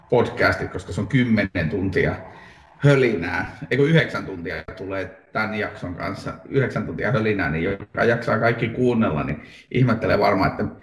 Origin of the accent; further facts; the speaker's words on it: Lapland, Finland; now in Helsinki, Finland; Olen Lapista Helsinkiin kotiutunut hämähäkkimies fani ehkä.